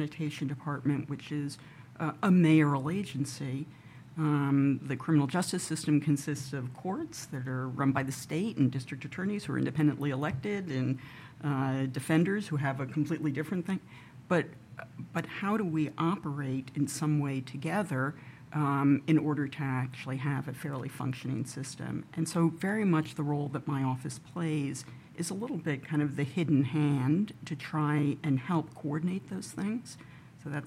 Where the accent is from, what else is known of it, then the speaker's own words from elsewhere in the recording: New York, United States; I grew up in New York. I've always been fascinated and loved cities and have lived here most of my life